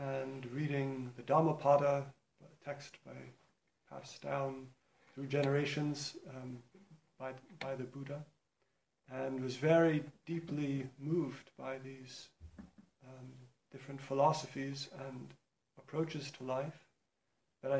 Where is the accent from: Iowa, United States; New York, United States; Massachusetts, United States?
New York, United States; New York City; I grew up in New York City